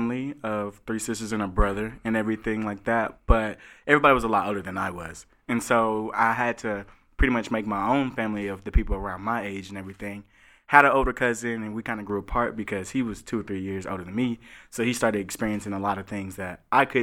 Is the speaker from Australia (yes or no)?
no; Chattanooga, Tennessee, United States; I'm from Chattanooga, Tennessee